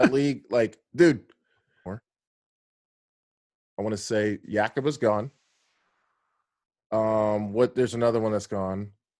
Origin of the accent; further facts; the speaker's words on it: Houston, Texas, United States; Yeah, so I grew up going to games in the Astrodome.